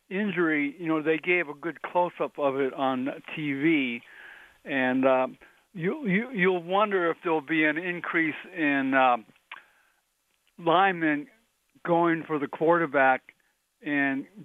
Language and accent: English; Massachusetts, United States; I, I have a degree in history. And I grew up in Massachusetts